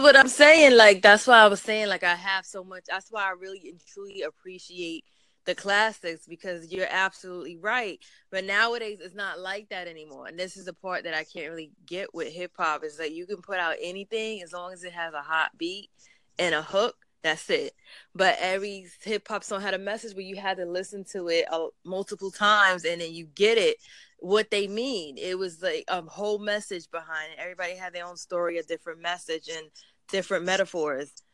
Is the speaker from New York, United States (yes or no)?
yes; New York, United States; I'm actually from New York